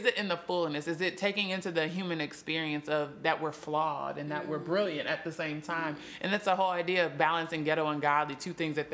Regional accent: Minnesota, United States; moved away; I'm from Minnesota

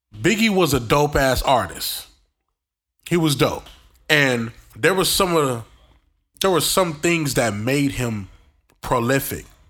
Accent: New York City, New York, United States; accent: New York; where I grew up in New York. Um, thirty-nine Linden Street, uh, right off the, uh, J train

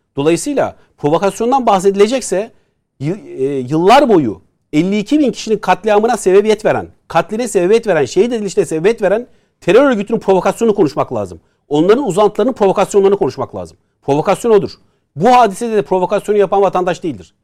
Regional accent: Istanbul, Turkey; Haznedar'da büyüdük

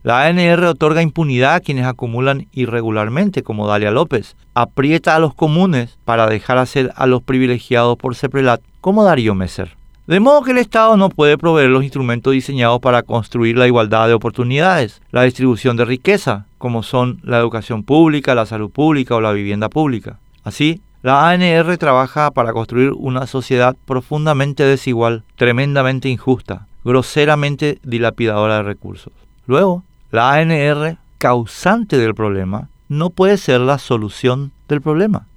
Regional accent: Paraguay

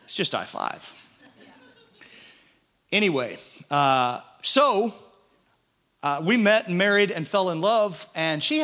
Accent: Midwest, United States; as a Midwesterner

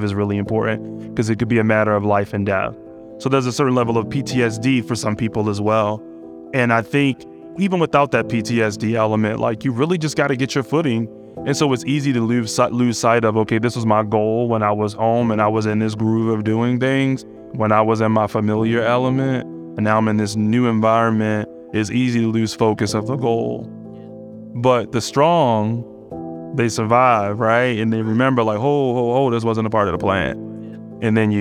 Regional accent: Baltimore, Maryland, United States; moved away as an adult; now in Richmond, United States; I grew up in Baltimore and I didn't leave Baltimore until I was in my early 30s

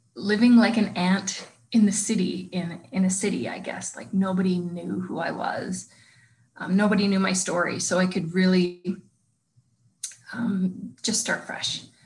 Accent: Lethbridge, Alberta, Canada; now in Calgary, Canada; I moved home to Lethbridge

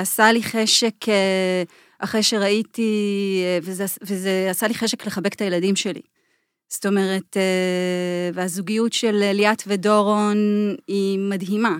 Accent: Jordan Valley, Northern District, Israel; moved away; אז אני גדלתי בעמק הירדן

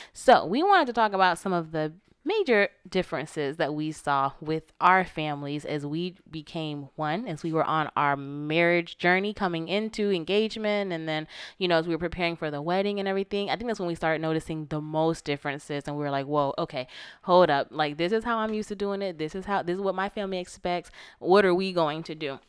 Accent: Florida, United States; I'm from Florida. You know, I'm from the South

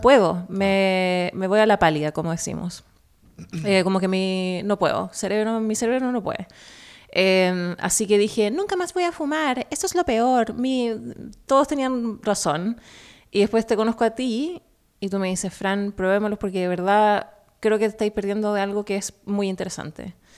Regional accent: Chile; now in New York, United States; vienesa en chileno

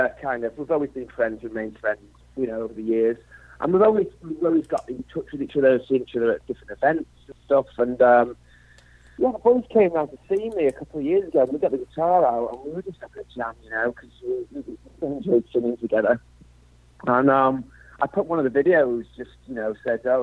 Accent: Wigan, North West England, United Kingdom; also born or lived in Liverpool; I'm from the other W, Wigan

